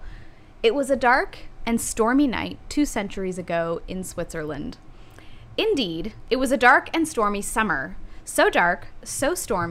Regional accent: Toronto, Ontario, Canada; I grew up in Toronto, we lived in a really old house

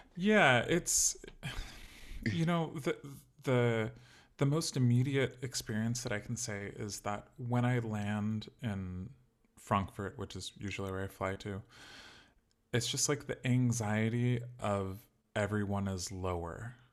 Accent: Sacramento, California, United States; moved away as an adult; also born or lived in Chicago; I grew up in California, in Sacramento

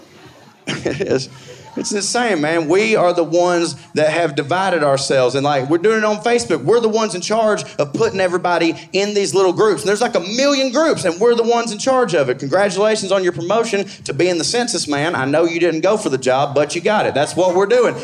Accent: the South, United States; I'm from the South

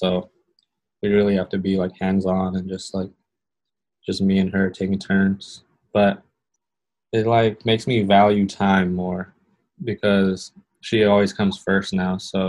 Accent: California, United States; he used to BMX in Arizona and I was from California and used to skate and like be a little punk.

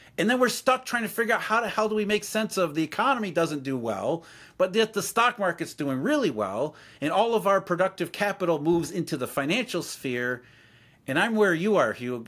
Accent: Rust Belt, United States; I grew up in the Rust Belt, so I saw it firsthand

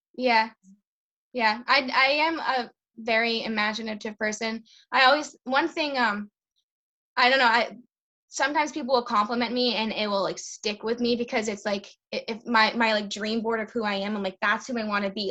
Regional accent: Lowell, Massachusetts, United States; moved away as an adult; also born or lived in Ayer, Massachusetts; now in Worcester, United States; I grew up in Lowell, and then getting married brought me to the Ayer area

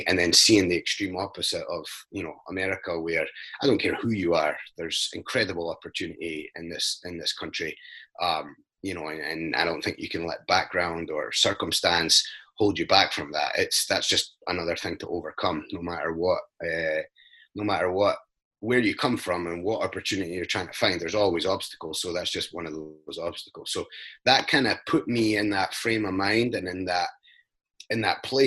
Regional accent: Scotland, United Kingdom; now in United States; I grew up in Scotland in a very small, poor mining town

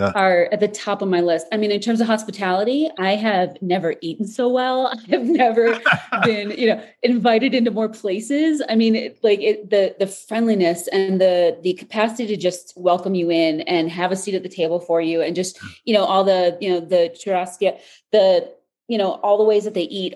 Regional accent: Chicago, Illinois, United States; I'm from Chicago

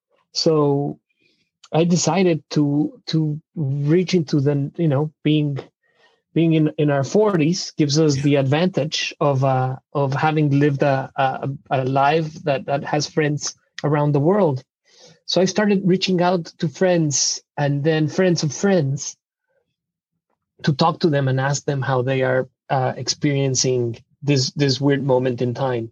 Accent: Mexico City, Mexico; English is a second language; moved away as an adult; now in Seattle, United States; I'm originally from Mexico City

